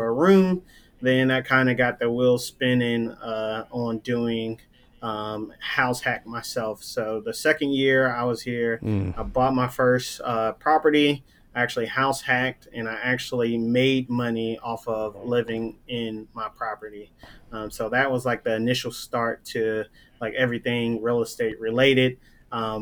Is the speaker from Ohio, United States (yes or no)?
yes; Columbus, Ohio, United States; moved away as an adult; also born or lived in Norfolk, Virginia; I'm originally from Columbus, Ohio